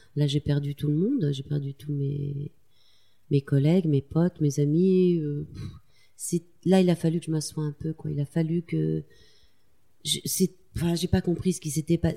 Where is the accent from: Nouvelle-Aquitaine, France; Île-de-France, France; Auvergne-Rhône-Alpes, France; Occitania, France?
Nouvelle-Aquitaine, France; Tulle; born or raised there